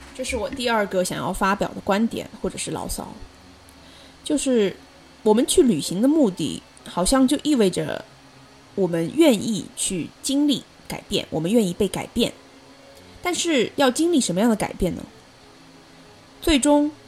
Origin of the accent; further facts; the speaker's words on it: China; moved away as an adult; also born or lived in Qatar; now in Boston, United States; 我作为一个中国人，我就是喜欢在面条上面撒葱花